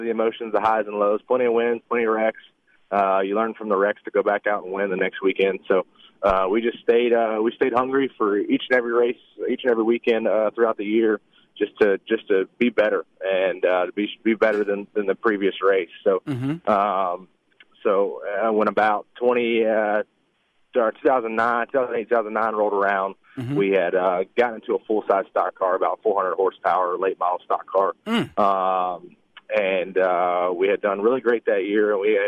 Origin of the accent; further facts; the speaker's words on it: Alabama, United States; now in Charlotte, United States; Hey, I'm from Alabama, so it's all gonna slip out today.